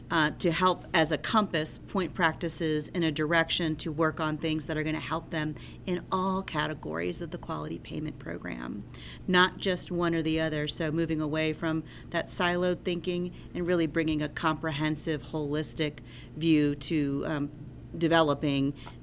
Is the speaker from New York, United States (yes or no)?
no; Asheville, North Carolina, United States; I'm from Asheville, North Carolina